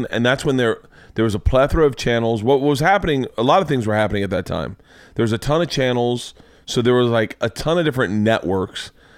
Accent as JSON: {"language": "English", "region": "Florida", "country": "United States", "tie": "born or raised there", "said": "I say bad, but I grew up in Florida."}